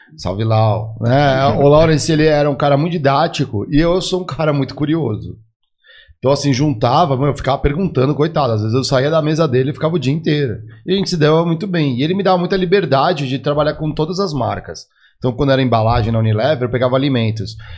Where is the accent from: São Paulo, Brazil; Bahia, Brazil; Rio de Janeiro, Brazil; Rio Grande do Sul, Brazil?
São Paulo, Brazil; also born or lived in Guaratinguetá; eu sou daqui de São Paulo, fui estudar no interior